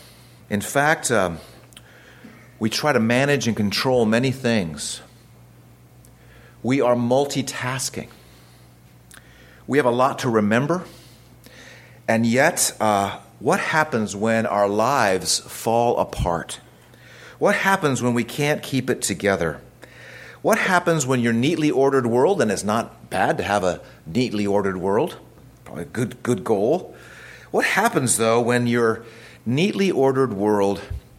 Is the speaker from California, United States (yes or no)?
yes; Southern California, United States; I grew up in Southern California where we don't have toll roads